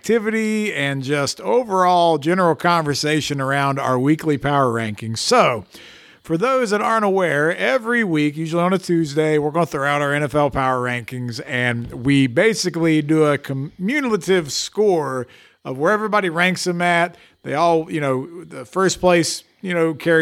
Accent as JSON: {"language": "English", "region": "West Virginia", "country": "United States", "said": "We're from West Virginia."}